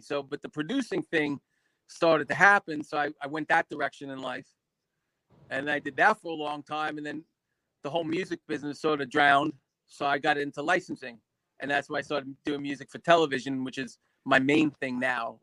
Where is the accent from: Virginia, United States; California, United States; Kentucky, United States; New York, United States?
New York, United States; I grew up in New York